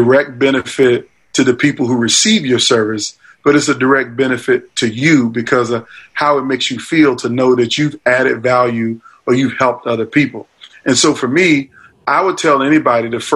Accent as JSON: {"language": "English", "town": "Norfolk", "region": "Virginia", "country": "United States", "tie": "born or raised there", "said": "my hometown of Virginia Beach, Virginia, really Norfolk, Virginia"}